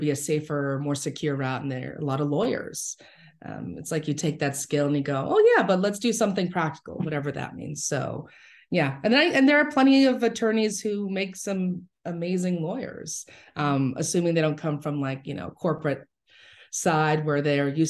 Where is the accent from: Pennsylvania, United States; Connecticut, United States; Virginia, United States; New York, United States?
New York, United States; New York City; I grew up in the Bronx